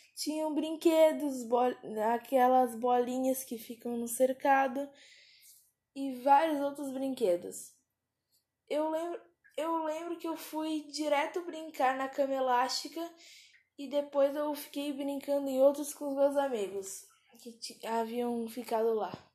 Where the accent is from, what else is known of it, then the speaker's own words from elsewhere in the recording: Pedra Bruta, Brazil; eu tenho 11 anos e eu sou de Pedra Bruta